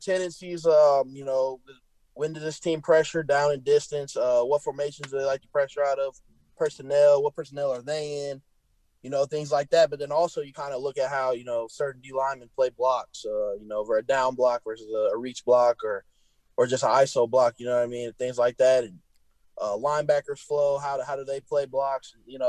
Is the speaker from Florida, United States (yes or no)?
no; Illinois, United States; Iowa and Illinois, but I just ended up going with, you know, Illinois closer to home and play for my home state.